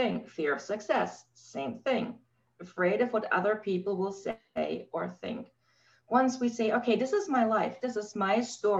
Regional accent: Germany; I grew up in Germany post-war.

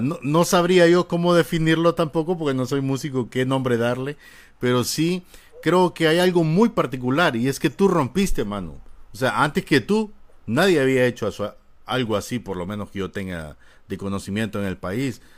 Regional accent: Honduras; así somos malos catrachos

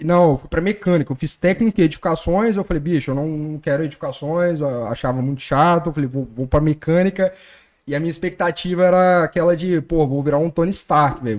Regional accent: Colatina, Espírito Santo, Brazil; sou de Colatina

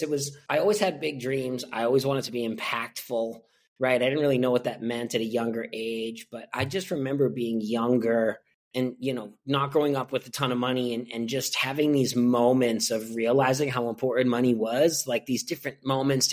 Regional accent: Boston, Massachusetts, United States; moved away as an adult; also born or lived in San Diego; I grew up in Boston, Massachusetts. Also spent about 10 years in San Diego, but this is where I'm born and raised, where I am now and where I'm from

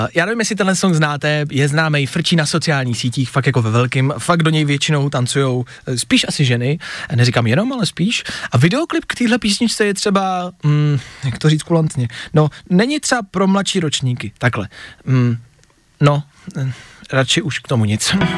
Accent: Plzeň, Plzeň Region, Czechia; now in Prague, Czech Republic; já jsem z Plzně, chci říct, aby si nikdo nemyslel, já sice jako bydlíme tady v Praze, ale já jsem Plzeňák

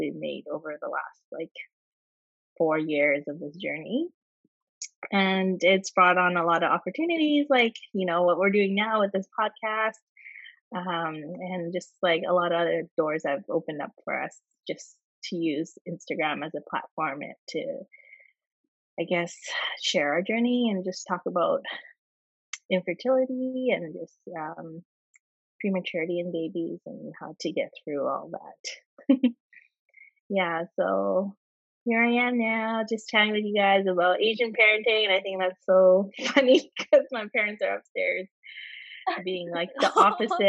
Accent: Vancouver, British Columbia, Canada; I'm born and raised in Canada.

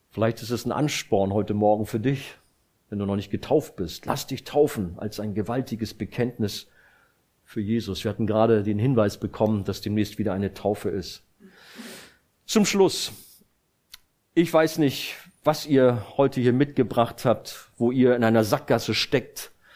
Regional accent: Rhineland, Germany; moved away; Ich komme ja aus dem Rheinland

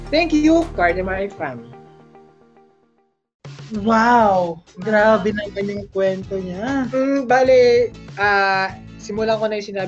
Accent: Calabarzon, Philippines; ay, 3 months din ako bago nakauwi sa amin sa Batangas.

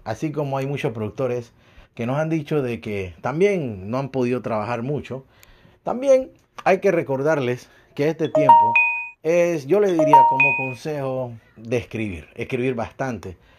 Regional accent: Panama; now in Montreal, Canada; soy de Panamá

